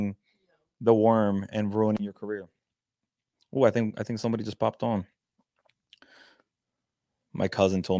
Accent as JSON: {"language": "English", "country": "Puerto Rico", "said": "I'm from Puerto Rico"}